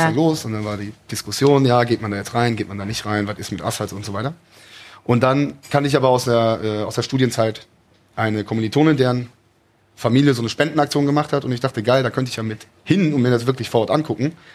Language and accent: German; Cologne, North Rhine-Westphalia, Germany; bin nach Hause nach Köln gezogen, also wieder in meine Heimatstadt Köln gezogen